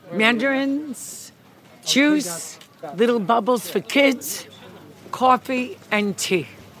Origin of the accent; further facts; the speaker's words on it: New York City, New York, United States; I'm from Hell's Kitchen, New York.